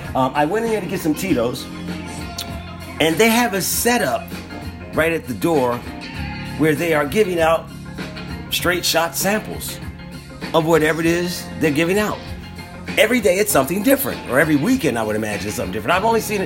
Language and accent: English; United States; as an American